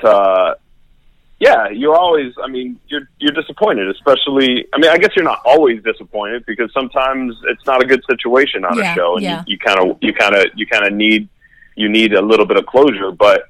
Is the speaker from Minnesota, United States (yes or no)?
no; Miami, Florida, United States; moved away as an adult; also born or lived in New York; I grew up in Miami. I'm Miami born and raised. I didn't move out of Miami until graduate school